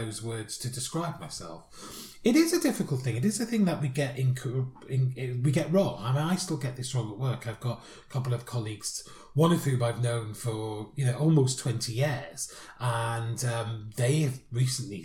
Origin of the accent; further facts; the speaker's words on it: United Kingdom; Being British